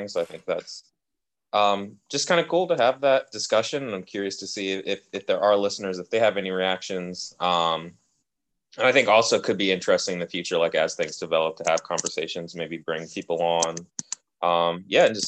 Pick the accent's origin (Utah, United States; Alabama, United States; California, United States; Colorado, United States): California, United States; Oakland; I grew up in Oakland as a Black person.